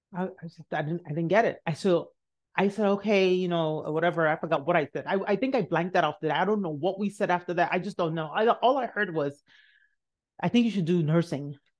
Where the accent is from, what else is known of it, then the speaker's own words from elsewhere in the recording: Nigeria; moved away; I'm Nigerian.